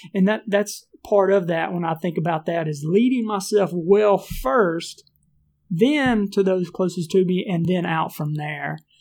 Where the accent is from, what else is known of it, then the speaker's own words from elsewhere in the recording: Mississippi, United States; moved away as an adult; also born or lived in Phoenix, Arizona; we're from Mississippi